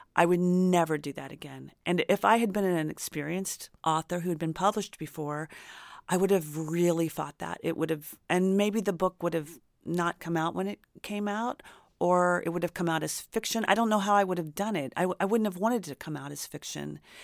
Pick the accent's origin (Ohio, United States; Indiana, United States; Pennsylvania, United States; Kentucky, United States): Indiana, United States; now in Los Angeles, United States; I grew up in Indiana